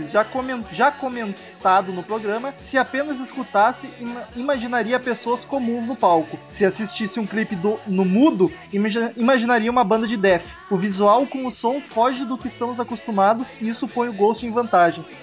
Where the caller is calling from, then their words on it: São Paulo, Brazil; Fala galera, sou de São Paulo SP e tenho 33 anos